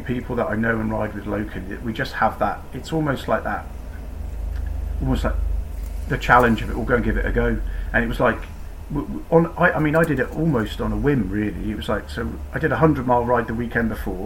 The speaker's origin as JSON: {"language": "English", "town": "Newquay", "region": "South West England", "country": "United Kingdom", "tie": "born or raised there", "also_born_or_lived": "Truro", "said": "I grew up in Cornwall, I was born in Cornwall, went to school in Newquay"}